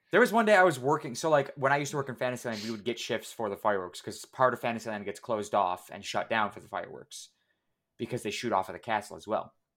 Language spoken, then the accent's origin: English; United States; we're all American